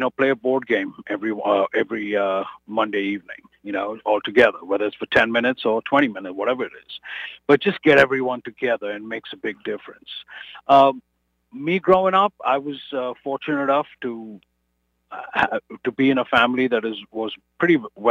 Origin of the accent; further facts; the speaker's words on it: India; moved away as an adult; now in United States; I said, from India